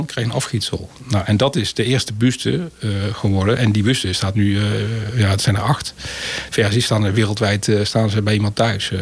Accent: North Brabant, Netherlands; Ik kom zelf uit Brabant

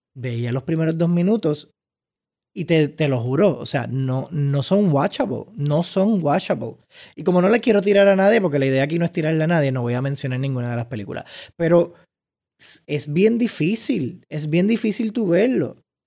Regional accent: Puerto Rico; como puertorriqueños

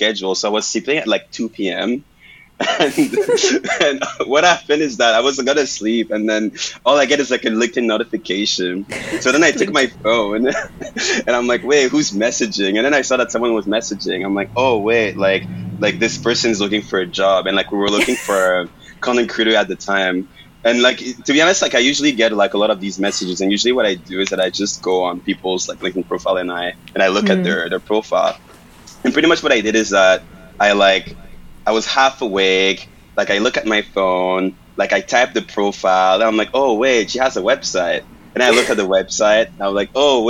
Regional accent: Montreal, Quebec, Canada; first language French; English is a second language; moved away; I'm from Quebec. So, like, I'm from Montreal. Mm-hmm. And, like, I was born and raised, like, French.

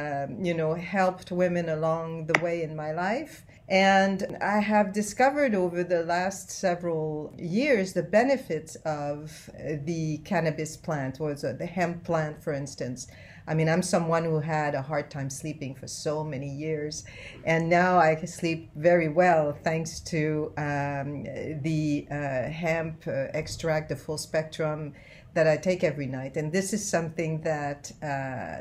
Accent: Canada; accent: French-Canadian; also born or lived in Asia; now in Laguna Hills, United States; I'm originally from Canada, actually. I am a French-Canadian. That's where my accent comes from.

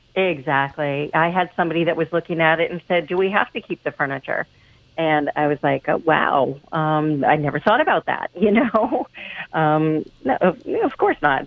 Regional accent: Pennsylvania, United States; moved away as an adult; I am originally from Pennsylvania and, was a realtor there for a long time

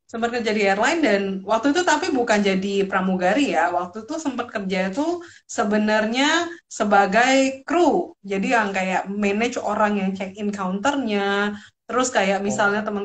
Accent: Jakarta, Indonesia; also born or lived in Medan; lahir di Medan tapi gedenya di Jakarta so setengah-setengahnya adalah Batak Timbak langsung tapi Jakarta

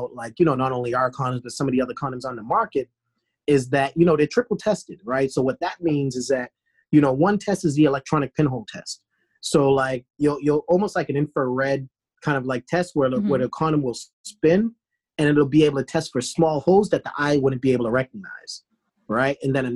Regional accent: Boston, Massachusetts, United States; also born or lived in New York / Washington, D.C.; now in Atlanta, United States; I'm from Boston

